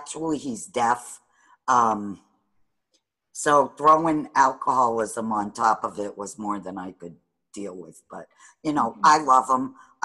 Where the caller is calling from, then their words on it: Sturbridge, Massachusetts, United States; Near Sturbridge.